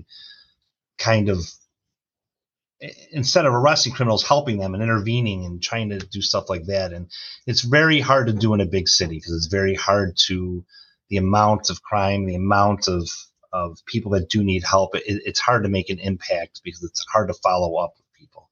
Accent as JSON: {"language": "English", "town": "Chicago", "region": "Illinois", "country": "United States", "tie": "born or raised there", "moved": "as an adult", "lives_now": "Clinton, Iowa, United States", "said": "I was born and raised in Chicago"}